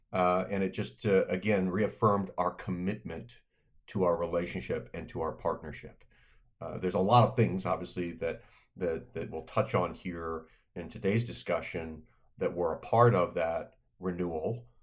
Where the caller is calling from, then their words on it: Annapolis, Maryland, United States; I'm dialing in from Annapolis, Maryland, from my home office